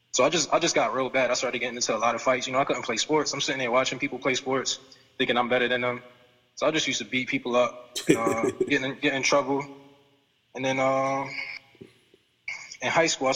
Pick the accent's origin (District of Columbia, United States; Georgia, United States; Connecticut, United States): Connecticut, United States; Hartford; also born or lived in Windsor, Connecticut / North Carolina; I was born in Hartford, Connecticut, and I mean, growing up out there, I didn't really see anything besides blacks and Latinos and Jamaicans and stuff like that until I moved to Windsor at a younger age